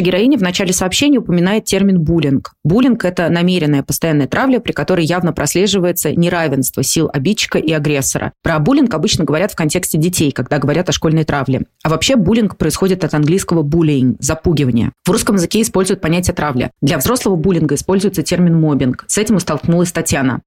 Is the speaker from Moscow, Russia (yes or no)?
yes; Moscow, Russia; я родилась в Москве, но мне, например, не нравилось в 20 там, лет жить, продолжать жить с родителями